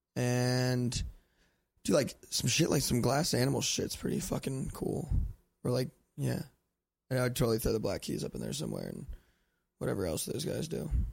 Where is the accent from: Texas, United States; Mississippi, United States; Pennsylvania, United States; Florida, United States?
Pennsylvania, United States; Lancaster; born or raised there